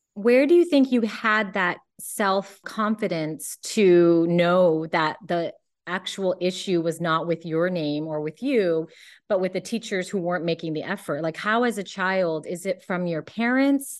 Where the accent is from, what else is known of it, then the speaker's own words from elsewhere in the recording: Cupertino, California, United States; I grew up in Cupertino